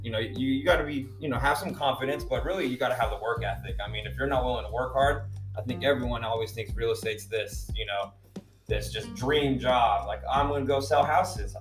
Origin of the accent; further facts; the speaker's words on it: San Jose, California, United States; I'm from San Jose, born and raised